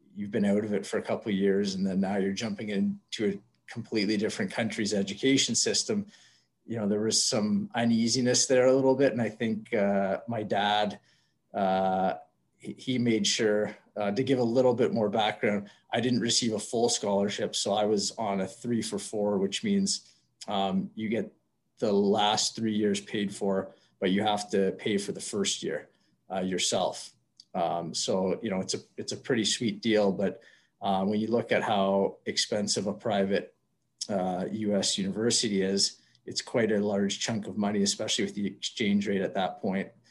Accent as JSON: {"language": "English", "town": "Whitby", "region": "Ontario", "country": "Canada", "tie": "born or raised there", "said": "I grew up in Whitby, Ontario"}